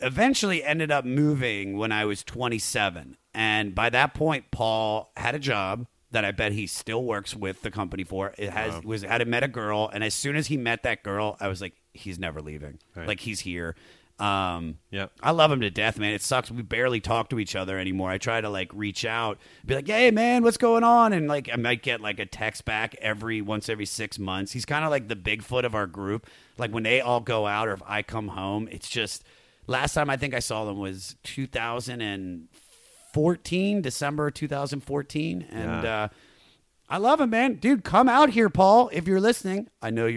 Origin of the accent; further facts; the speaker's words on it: Washington, United States; now in Los Angeles, United States; we live in Los Angeles. I grew up in the Washington, D.C. area